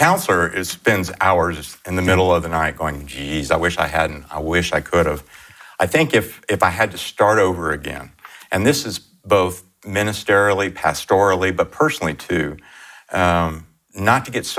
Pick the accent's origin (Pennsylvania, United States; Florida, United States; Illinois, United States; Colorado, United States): Florida, United States; Miami; Miami, Florida.